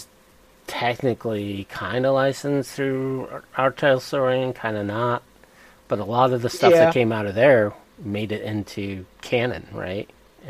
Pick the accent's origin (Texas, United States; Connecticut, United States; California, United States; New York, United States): Connecticut, United States; born or raised there